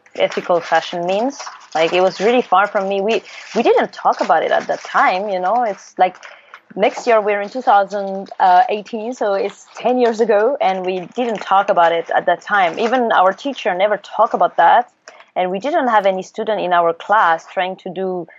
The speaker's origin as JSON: {"language": "English", "area": "small village next to Paris", "region": "Île-de-France", "country": "France", "tie": "born or raised there", "moved": "as an adult", "lives_now": "Seoul, South Korea", "said": "I come from France. I grew up in a kind of small village next to Paris, which is not really Paris"}